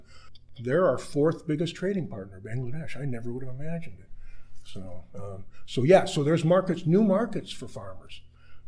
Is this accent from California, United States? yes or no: yes; California, United States; also born or lived in Ithaca, New York; now in Saskatchewan, Canada; I grew up in California